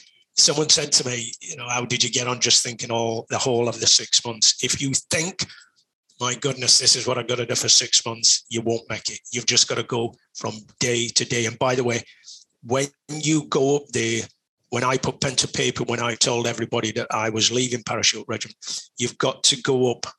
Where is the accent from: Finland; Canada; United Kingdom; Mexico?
United Kingdom; Sheffield, Yorkshire and the Humber; I come from Sheffield, which is a big city